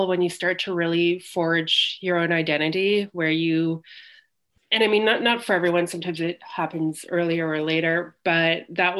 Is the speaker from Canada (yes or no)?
yes; Ottawa, Ontario, Canada; I'm Canadian. I grew up in Ottawa, which is the capital of Canada.